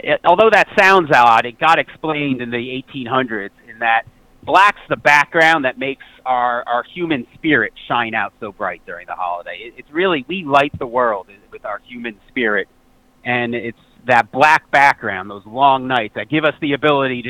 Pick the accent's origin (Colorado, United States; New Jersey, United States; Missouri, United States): New Jersey, United States; I'm from New Jersey here in the United States.